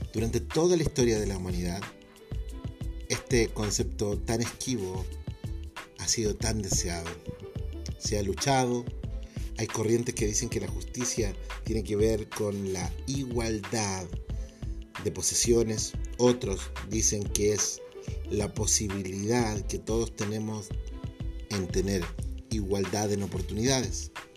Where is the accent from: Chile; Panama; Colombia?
Chile; mi país, Chile